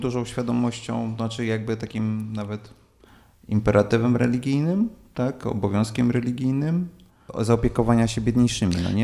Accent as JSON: {"language": "Polish", "town": "Warsaw", "region": "Masovian Voivodeship", "country": "Poland", "said": "ja jestem jako warszawiak"}